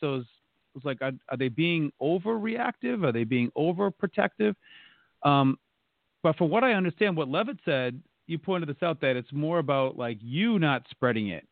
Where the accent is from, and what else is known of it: North Attleboro, Massachusetts, United States; born or raised there